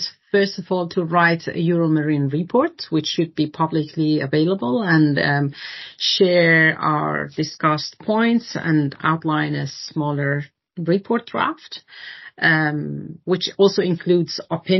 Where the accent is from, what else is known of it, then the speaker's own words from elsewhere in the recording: Denmark; to find a Danish working group, because I'm the lead from Denmark.